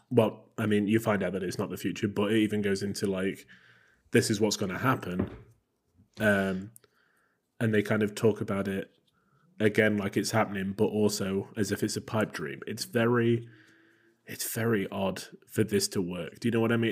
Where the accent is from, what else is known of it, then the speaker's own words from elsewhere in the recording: England, United Kingdom; I am English